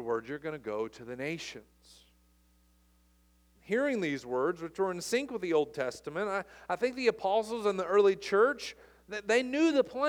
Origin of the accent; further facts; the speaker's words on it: United States; also born or lived in Lexington, Kentucky / Los Angeles, California; I'm American